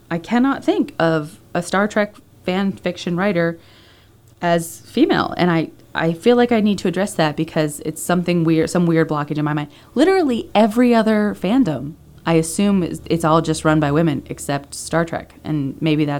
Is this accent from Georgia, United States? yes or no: no; Pennsylvania, United States; those are the two main schools in my home state of Pennsylvania.